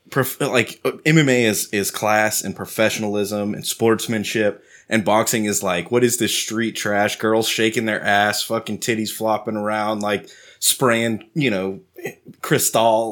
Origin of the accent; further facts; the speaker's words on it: Texas, United States; I'm a Texan